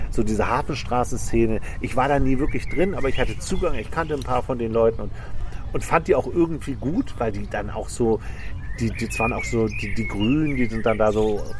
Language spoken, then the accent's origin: German; Hamburg, Germany; ich komme aus Altona in Hamburg und da gab es den Spritzenplatz, oder den gibt es auch immer noch.